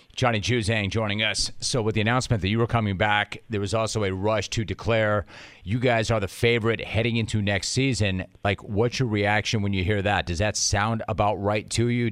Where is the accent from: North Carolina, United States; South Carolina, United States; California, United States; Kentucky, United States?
California, United States; Calabasas; I grew up in Calabasas. I went to Calabasas High School